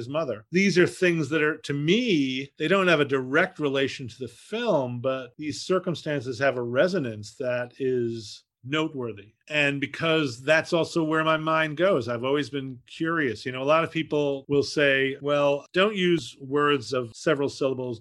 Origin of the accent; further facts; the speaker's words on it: Fort Lee, New Jersey, United States; I was raised in Fort Lee, New Jersey